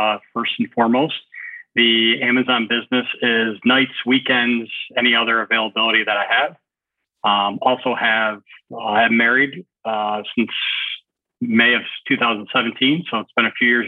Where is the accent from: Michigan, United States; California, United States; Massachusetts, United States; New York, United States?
Michigan, United States; moved away; I'm from Michigan